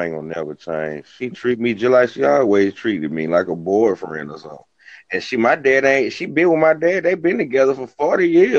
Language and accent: English; Rochester, United States; I'm from Rochester. I've been seeing these from Rochester, to Rochester to Memphis.